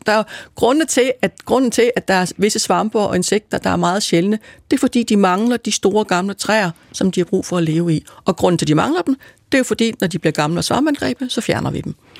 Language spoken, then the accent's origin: Danish; Aarhus, Central Denmark Region, Denmark; now in Copenhagen, Denmark; Jeg kommer oprindeligt fra Jylland, fra Aarhus, men jeg har boet det meste af mit liv i København